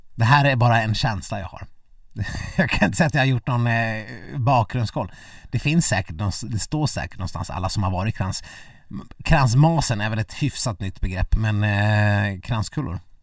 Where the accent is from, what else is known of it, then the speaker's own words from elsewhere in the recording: Dalarna County, Sweden; jag, som eh, äkta mas